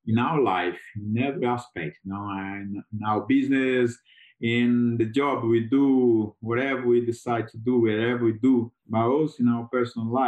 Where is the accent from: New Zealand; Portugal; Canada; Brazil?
Brazil; Lagoa da Prata, Minas Gerais; English is a second language; moved away as an adult; also born or lived in United Kingdom; the hotel business in my hometown, Lagoa Prata